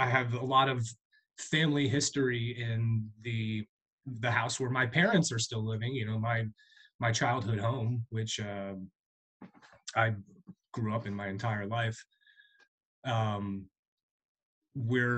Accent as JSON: {"language": "English", "area": "Berks County, Mooresville", "region": "Pennsylvania", "country": "United States", "tie": "born or raised there", "said": "I grew up in Berks County. I'm from a town called Mooresville, which is pretty rural"}